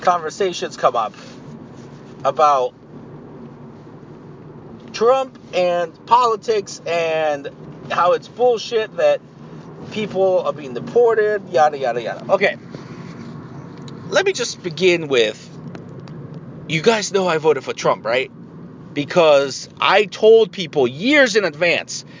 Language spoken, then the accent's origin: English; Tijuana, Baja California, Mexico; now in United States; I'm from Tijuana